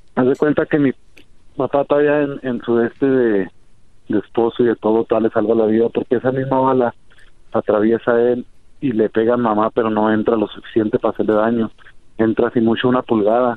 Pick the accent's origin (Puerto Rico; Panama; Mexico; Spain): Mexico; now in Denver, United States; muy triste por el odio que hay sobre nosotros los mexicanos